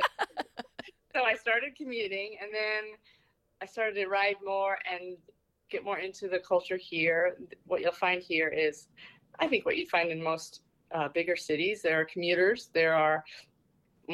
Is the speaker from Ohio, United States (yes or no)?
no; Southwest Iowa, United States; moved away as an adult; now in New York City, United States; I grew up in Southwest Iowa, and as a child, I remember Ragbri going past our farm